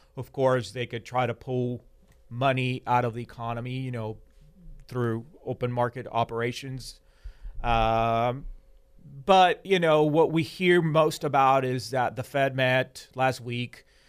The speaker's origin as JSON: {"language": "English", "country": "Argentina", "tie": "born or raised there", "moved": "yes", "said": "I was born in Argentina and I have you know, lived in Argentina in periods of high inflation"}